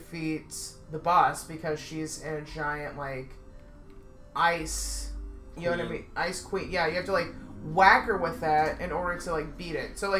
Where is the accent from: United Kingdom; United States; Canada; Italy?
United States; California; moved away; I'm from California